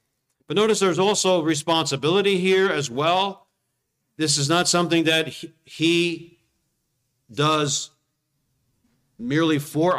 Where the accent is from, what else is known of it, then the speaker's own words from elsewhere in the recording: New Jersey, United States; Well, we come from South Jersey. South Jersey is kind of a beautiful place, but not like here.